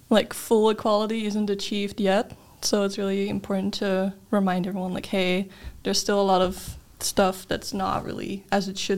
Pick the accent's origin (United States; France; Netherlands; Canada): Netherlands; I'm from the Netherlands